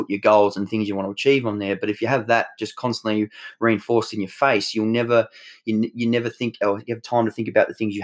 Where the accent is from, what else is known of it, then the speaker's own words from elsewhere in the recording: Tasmania, Australia; where I grew up in Tassie